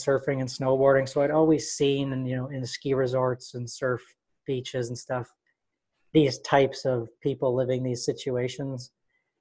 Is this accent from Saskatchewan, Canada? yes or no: no; Winnipeg, Manitoba, Canada; I'm from Winnipeg, Manitoba, up in Canada.